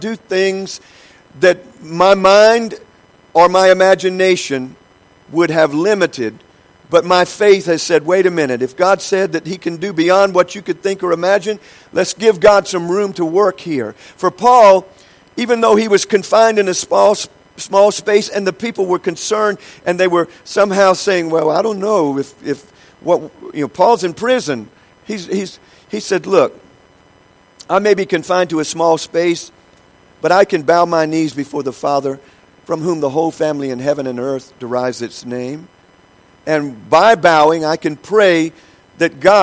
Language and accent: English; United States; I'm from the United States